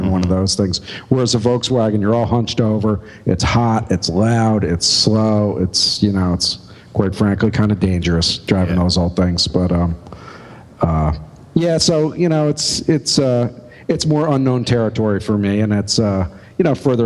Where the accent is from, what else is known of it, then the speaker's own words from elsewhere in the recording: upstate New York, United States; moved away as an adult; now in Philadelphia, United States; I lived in my hometown for the first 25. So I'm more of a Philadelphian than an upstate New Yorker at this point